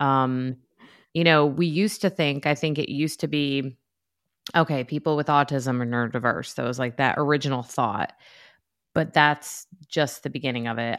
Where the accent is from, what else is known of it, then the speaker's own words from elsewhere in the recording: New York, United States; now in North Carolina, United States; I'm from New York